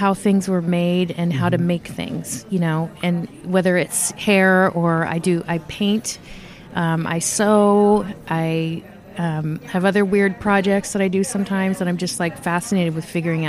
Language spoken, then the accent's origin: English; Napa, California, United States; also born or lived in San Francisco / Virginia; I was born in San Francisco, and I lived in Virginia as a kid for a while. And then we moved to California, to Napa, California, when I was 12 and retired. So so I'm kind of from Napa